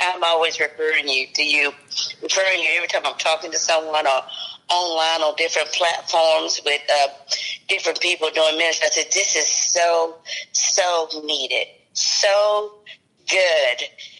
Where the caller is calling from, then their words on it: Nashville, Tennessee, United States; I'm calling from Nashville, Tennessee.